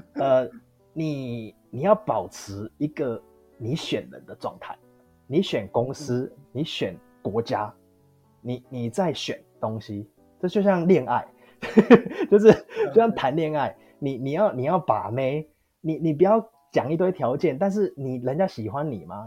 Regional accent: Taiwan; moved away as an adult; now in Australia; 我就是proud of being a Taiwanese

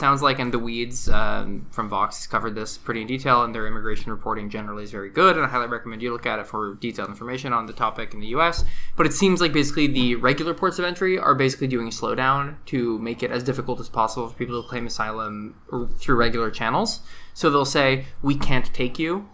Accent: Canada

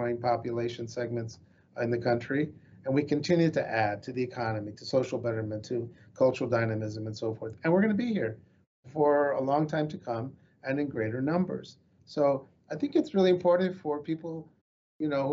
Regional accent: United States; I'm Chicano

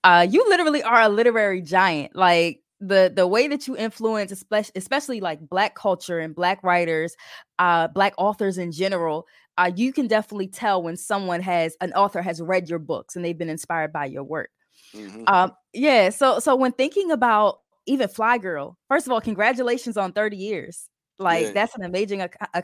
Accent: Delaware, United States; also born or lived in Philadelphia; I'm not from Philly. I'm from Delaware, but I did live in Philly for some time.

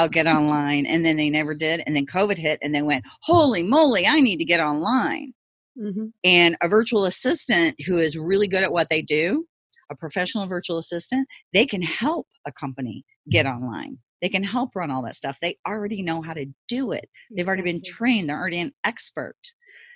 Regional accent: Ferguson, Missouri, United States; I actually grew up in Ferguson, Missouri, that's where I grew up

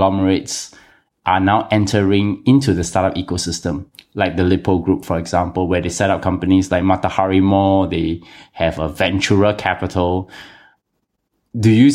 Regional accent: Singapore; as a Singaporean

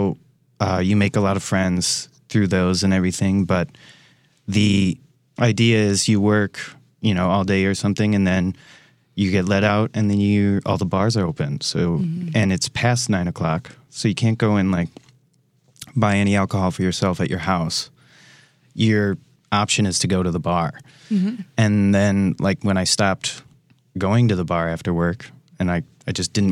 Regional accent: Racine, Wisconsin, United States; moved away as an adult; now in Milwaukee, United States; I come from Racine, Wisconsin, so I'm a local boy

